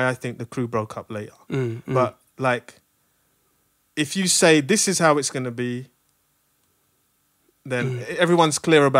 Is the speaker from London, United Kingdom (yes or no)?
yes; London, United Kingdom; I'm from London. Yeah.